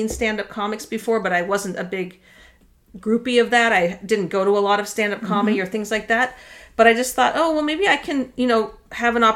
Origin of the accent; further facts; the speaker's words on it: Dana Point, California, United States; I grew up in Orange County, Dana Point area, spent most of my life there